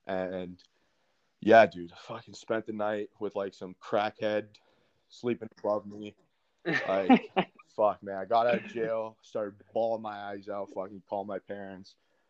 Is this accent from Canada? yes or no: yes; Canada; I'm from Canada. The phone's not letting me fucking call home.